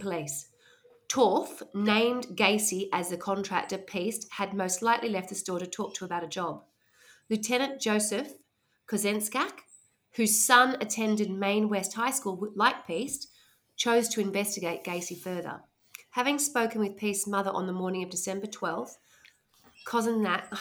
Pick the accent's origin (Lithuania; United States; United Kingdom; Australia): Australia; accent: Aussie Bogan; I couldn't sound like I'm more Aussie Bogan if I tried